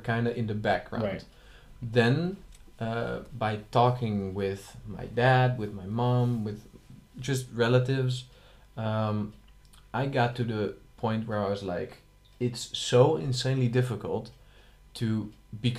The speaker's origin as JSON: {"language": "English", "town": "Schiedam", "region": "South Holland", "country": "Netherlands", "said": "I am from Schiedam, which is next to Rotterdam"}